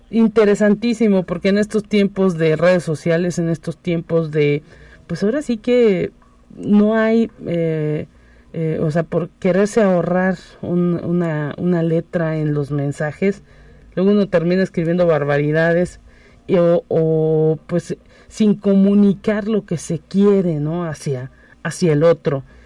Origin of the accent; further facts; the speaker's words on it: Mexico; somos mexicanos